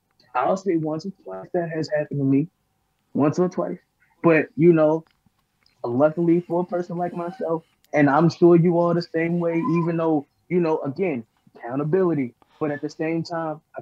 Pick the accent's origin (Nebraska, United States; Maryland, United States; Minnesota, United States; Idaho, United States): Maryland, United States; Baltimore; I'm from Baltimore.